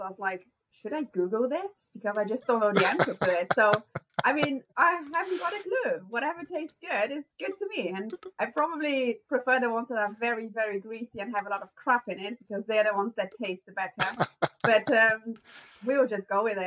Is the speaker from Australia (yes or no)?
no; South Region, Brazil; English is a second language; moved away as an adult; now in United Kingdom; I'm from South Brazil